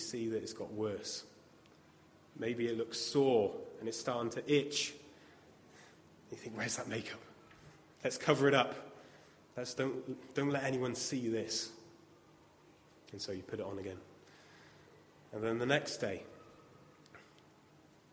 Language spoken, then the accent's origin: English; United Kingdom; as we're British